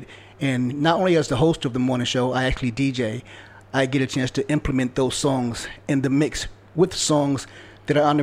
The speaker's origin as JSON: {"language": "English", "town": "Providence", "region": "Rhode Island", "country": "United States", "moved": "yes", "lives_now": "Hartford, United States", "said": "when I came to Hartford, I'm from Providence, Rhode Island"}